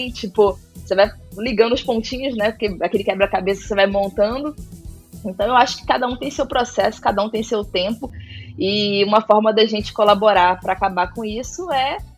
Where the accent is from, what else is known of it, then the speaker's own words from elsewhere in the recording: Itacaré, Bahia, Brazil; O surf entrou na minha vida, na minha infância ali, para pré-adolescência, em Tacaré, no litoral sul da Bahia.